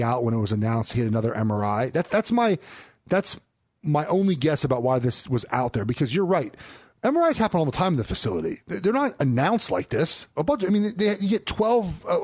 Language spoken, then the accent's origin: English; Los Angeles, California, United States; I'm from West Los Angeles.